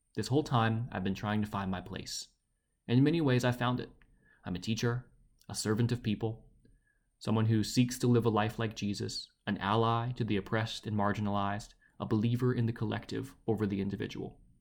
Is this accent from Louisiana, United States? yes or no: yes; Baton Rouge, Louisiana, United States